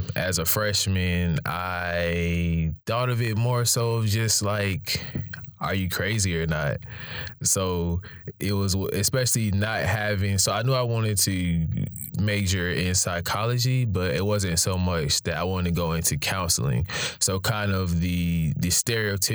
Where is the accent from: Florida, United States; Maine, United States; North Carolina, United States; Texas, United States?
North Carolina, United States; Raleigh; I'm a Raleigh native.